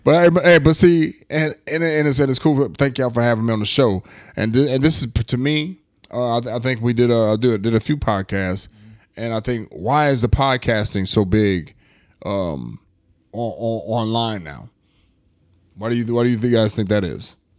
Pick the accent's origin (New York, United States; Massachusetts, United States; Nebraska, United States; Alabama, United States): Nebraska, United States; Omaha; also born or lived in East St. Louis, Illinois; I'm not originally from Omaha, but I've been here all my life, so I am a resident of Omaha.